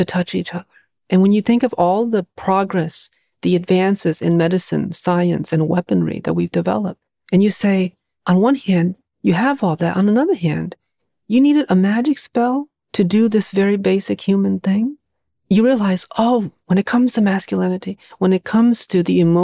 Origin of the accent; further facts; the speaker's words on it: New England, United States; growing up in New England